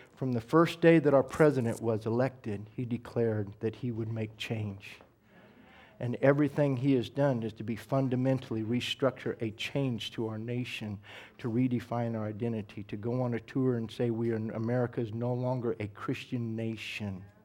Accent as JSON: {"language": "English", "country": "United States", "said": "as an American"}